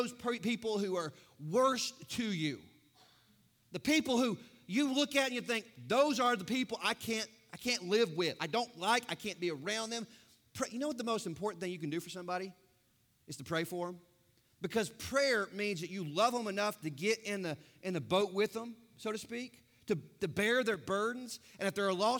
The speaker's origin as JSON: {"language": "English", "country": "United States", "said": "I'm American"}